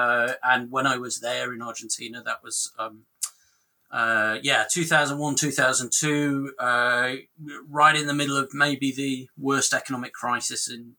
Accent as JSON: {"language": "English", "town": "Rotherham", "region": "Yorkshire and the Humber", "country": "United Kingdom", "said": "I'm from the UK, as you can probably tell. And I'm from Rotherham, which is kind of sort of Rust Belt post-industrial town in the north of England."}